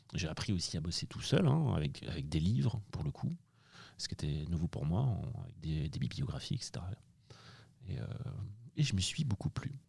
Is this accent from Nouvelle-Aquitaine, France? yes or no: no; Angers, Pays de la Loire, France; Je suis né à Angers